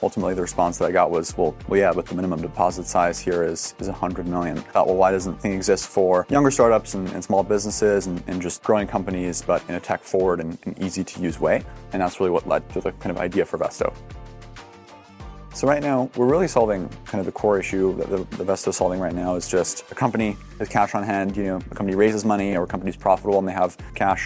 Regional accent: Germany; I grew up in Germany

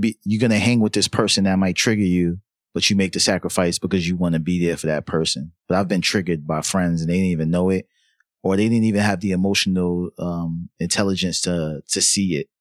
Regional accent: New York City, New York, United States; I'm from I'm from uptown, I'm from Harlem

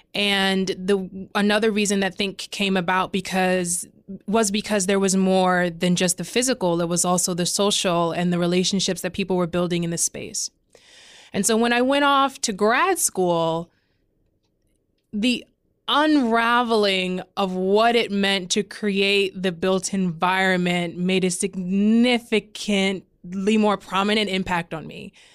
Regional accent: Omaha, Nebraska, United States; also born or lived in New York; I'm from North Omaha

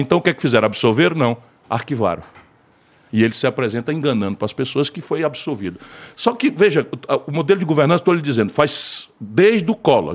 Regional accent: Brazil; Eu sou brasileiro

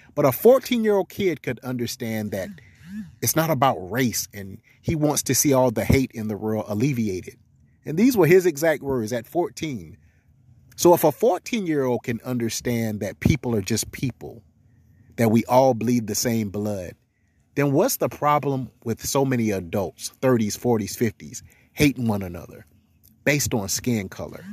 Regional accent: South Carolina, United States; now in Seattle, United States; I was born in South Carolina

